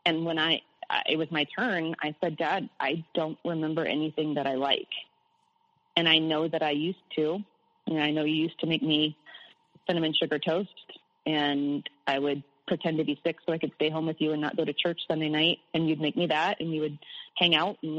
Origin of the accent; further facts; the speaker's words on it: Midwest, United States; I was born in the Midwest in the U.S. and surrounded by corn